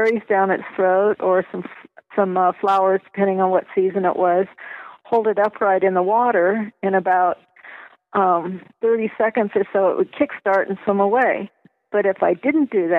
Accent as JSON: {"language": "English", "region": "Rocky Mountains", "country": "United States", "tie": "born or raised there", "also_born_or_lived": "Culver City, California", "said": "my parents moved me to the Rocky Mountains when I was two"}